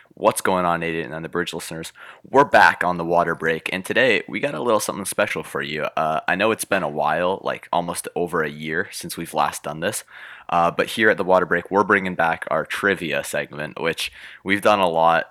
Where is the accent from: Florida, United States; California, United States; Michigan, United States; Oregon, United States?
Oregon, United States; I was born in Oregon